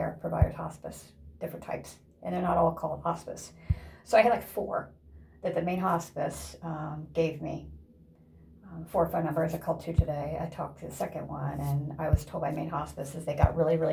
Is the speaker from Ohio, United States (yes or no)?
yes; Ohio, United States; moved away; also born or lived in Indiana; In Ohio, my home state